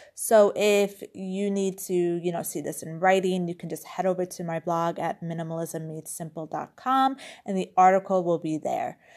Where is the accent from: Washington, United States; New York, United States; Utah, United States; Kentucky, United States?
New York, United States; now in Europe; I grew up in New York